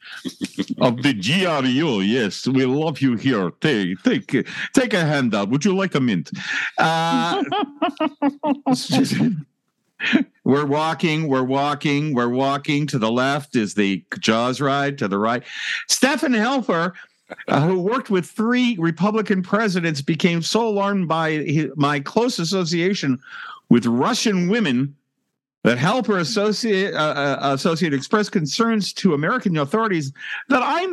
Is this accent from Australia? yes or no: yes; Australia; my home country